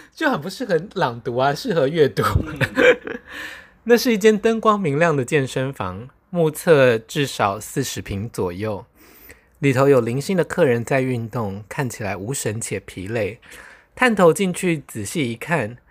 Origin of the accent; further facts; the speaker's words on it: Taiwan; 在理解我是从台湾来巴黎观光之后